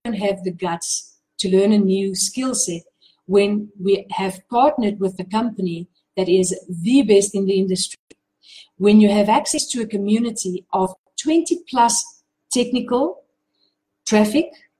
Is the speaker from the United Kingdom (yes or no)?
no; South Africa; I'm from South Africa